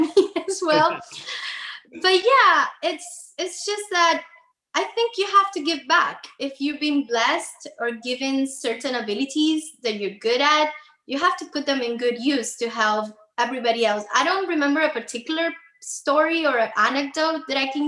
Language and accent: English; Havana, Cuba; moved away as an adult; now in Miami, United States; I was actually born and raised in Cuba, in Havana. I moved to Miami when I was 25 years old